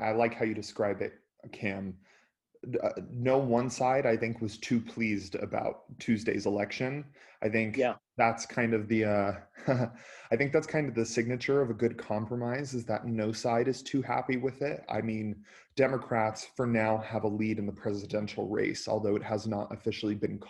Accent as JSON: {"language": "English", "area": "border of California, Nevada, and Arizona", "region": "the West", "country": "United States", "said": "I'm from the border of California, Nevada, and Arizona"}